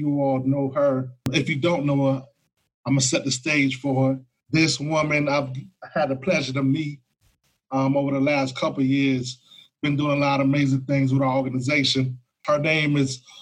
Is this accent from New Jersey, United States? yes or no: no; Florida, United States; my home state of Florida